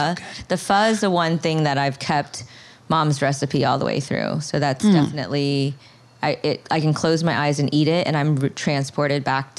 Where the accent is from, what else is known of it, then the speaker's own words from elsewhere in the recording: Florida, United States; moved away as an adult; also born or lived in Cambodia; now in Brooklyn, United States; I'm from Florida